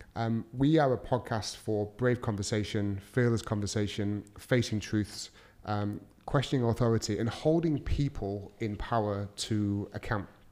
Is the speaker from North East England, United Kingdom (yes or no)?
no; Manchester, North West England, United Kingdom; moved away as an adult; now in Dubai, United Arab Emirates; I'm from Manchester in the U K. Uh, I'm currently living in Dubai with my amazing family